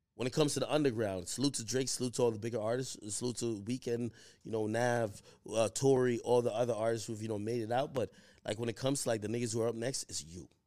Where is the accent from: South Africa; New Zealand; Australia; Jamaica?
Jamaica; Spanish Town; moved away; I come from Jamaica